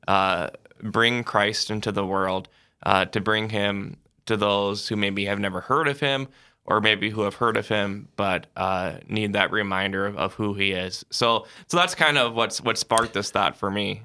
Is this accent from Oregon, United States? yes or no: no; Sioux Falls, South Dakota, United States; I'm originally from Sioux Falls, South Dakota